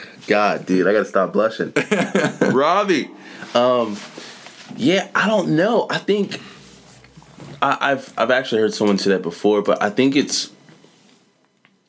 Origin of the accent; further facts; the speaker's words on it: Savannah, Georgia, United States; moved away as an adult; also born or lived in Statesboro, Georgia; now in Atlanta, United States; I grew up in Savannah, went to Georgia Southern, which was like 30 minutes outside